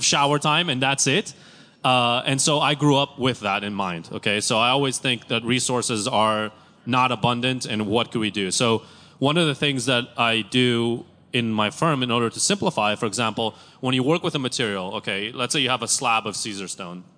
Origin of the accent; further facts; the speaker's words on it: Tel Aviv, Tel Aviv District, Israel; Growing up in Tel Aviv, utilities were very expensive